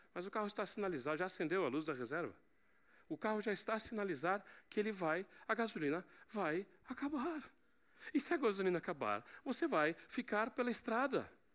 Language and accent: Portuguese; Portugal; Mas como eu sou português